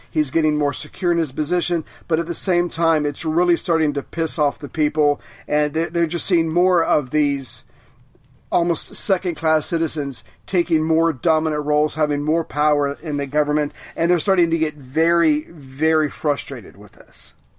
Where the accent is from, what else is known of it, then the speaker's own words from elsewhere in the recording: United States; as an American